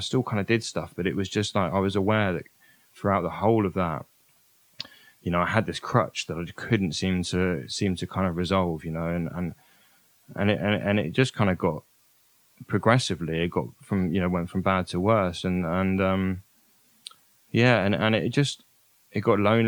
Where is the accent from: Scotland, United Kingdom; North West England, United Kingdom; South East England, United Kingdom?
South East England, United Kingdom; Oxfordshire; also born or lived in Brighton; my hometown in Oxfordshire